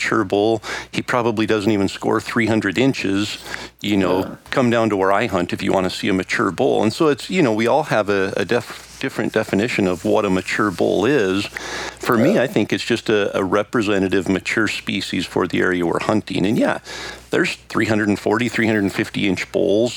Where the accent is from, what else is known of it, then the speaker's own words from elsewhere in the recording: Idaho, United States; my home state of Idaho.